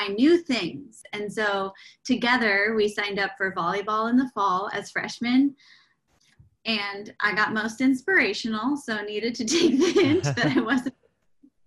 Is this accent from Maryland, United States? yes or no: no; Portland, Oregon, United States; moved away as an adult; also born or lived in New York City; I grew up in Portland, Oregon